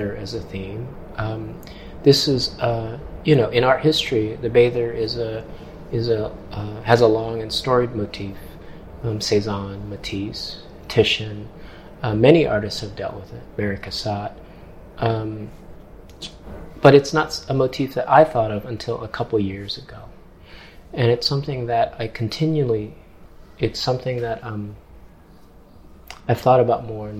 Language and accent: English; Hong Kong; now in New York, United States; I'm not from New York. I'm from Hong Kong. And Hong Kong is a peninsula, so I was surrounded by water